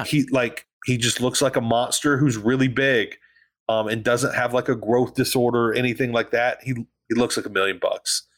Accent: the South, United States; I'm from the South.

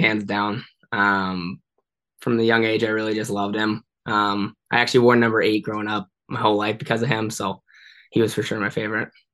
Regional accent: San Jose, California, United States; moved away; I grew up playing in San Jose my whole life

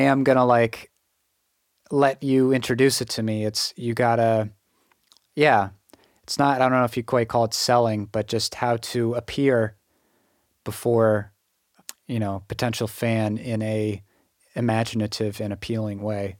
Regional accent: Western Massachusetts, United States; I'm from Western Massachusetts, so not really Boston area at all.

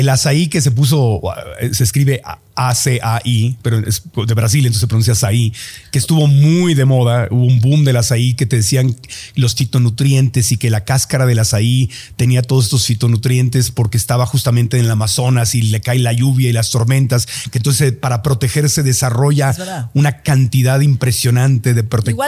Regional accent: Mexico; now in United States; llevo tantos años viviendo en Estados Unidos, al principio como mexicano

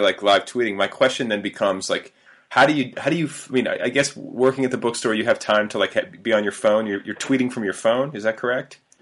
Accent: Indiana, United States; also born or lived in Milwaukee, Wisconsin / Cedarburg, Wisconsin; went to like my formative you know puberty years in Indiana

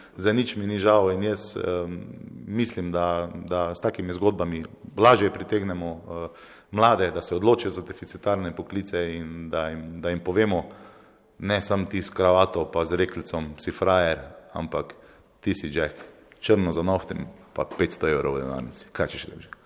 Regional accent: Velenje, Savinjska, Slovenia; moved away; also born or lived in Maribor; jaz prihajam iz Velenja, potem sem se preselil iz Mari, Maribor

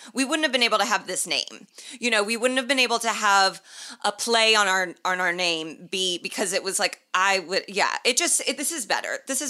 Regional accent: Ireland; And we are both Irish.

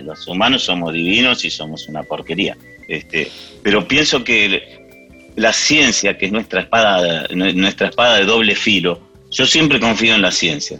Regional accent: Argentina; first language English; Spanish is a second language; cuando vinimos a la Argentina, empecé a aprender el español

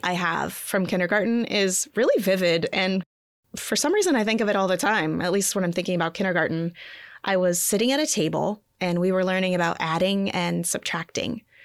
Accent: Montana, United States; I grew up in Montana.

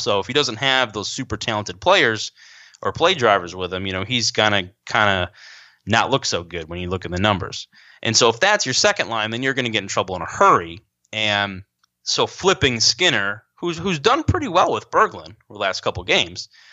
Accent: Rochester, New York, United States; I grew up in Rochester, New York

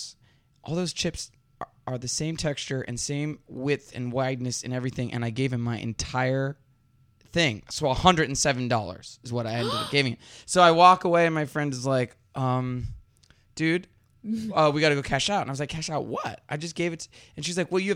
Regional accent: Dallas, Texas, United States; now in California, United States; where I grew up in Dallas

